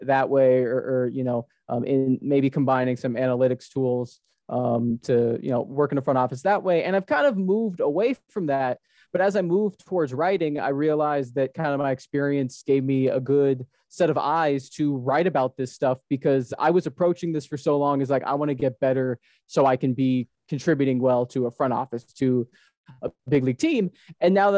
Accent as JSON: {"language": "English", "region": "Hawaii", "country": "United States", "tie": "born or raised there", "said": "I'm born and raised in Hawaii"}